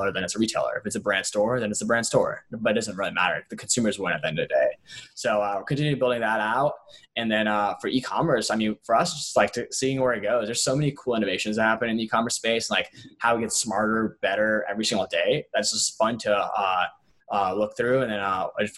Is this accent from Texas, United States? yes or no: no; Atlanta, Georgia, United States; I grew up in Atlanta, where like Coke is headquartered